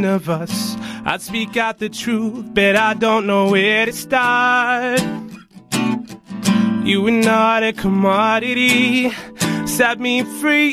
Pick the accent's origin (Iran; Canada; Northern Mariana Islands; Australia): Australia; I'm white, I'm Australian